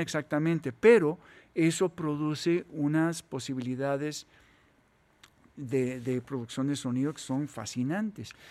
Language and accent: Spanish; Costa Rica; somos ticos